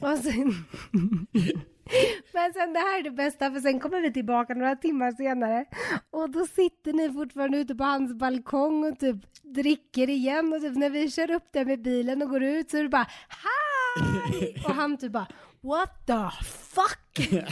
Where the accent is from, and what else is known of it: Sweden; moved away as an adult; also born or lived in Los Angeles, United States; now in Mexico